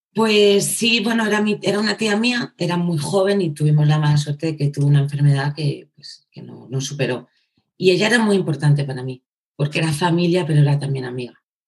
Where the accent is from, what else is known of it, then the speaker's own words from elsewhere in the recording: Segovia, Castile and León, Spain; soy, una mm, chica de Segovia, ¿vale? Nací en Segovia, mm. eh, castellana.